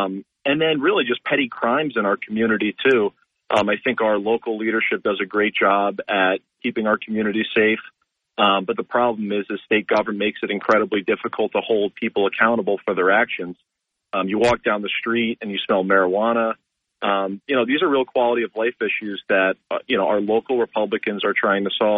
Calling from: Binghamton, New York, United States; Hey, Bob. … from Binghamton.

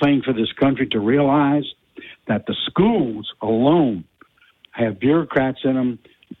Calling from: Abbeville, Louisiana, United States; I'm calling from Abbeville.

